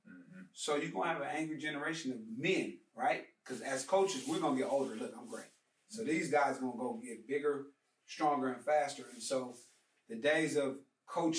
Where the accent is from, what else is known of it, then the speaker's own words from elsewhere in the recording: Los Angeles, California, United States; I'm from Los Angeles, California